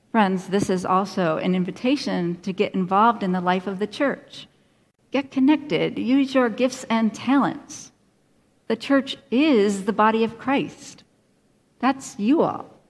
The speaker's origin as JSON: {"language": "English", "region": "Finger Lakes region of upstate New York", "country": "United States", "tie": "born or raised there", "moved": "yes", "said": "I grew up in the Finger Lakes region of upstate New York."}